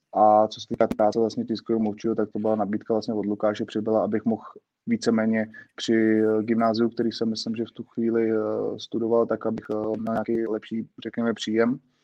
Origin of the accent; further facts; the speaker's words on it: Prague, Czechia; jsem z Břevnova, tak vlastně jsme s jedním z členů z okolností Area 114 Pavlem Sobojou, kterým jsem byl vlastně spolužák eh, na základní škole